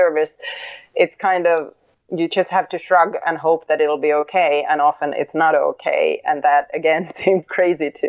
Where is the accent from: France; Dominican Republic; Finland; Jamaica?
Finland; moved away as an adult; now in New York City, United States